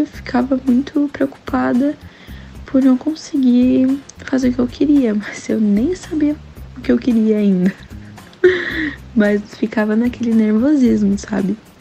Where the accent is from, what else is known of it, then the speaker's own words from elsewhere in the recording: Paranaguá, Paraná, Brazil; moved away as an adult; now in Curitiba, Brazil; eu sou de Paranaguá, né, mas como vocês sabem, estou morando em Curitiba